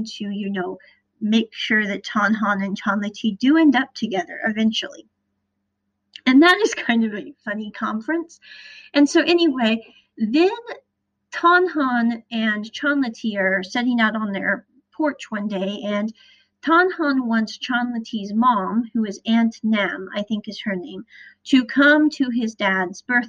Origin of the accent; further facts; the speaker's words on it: Midwest, United States; I'm from the Midwest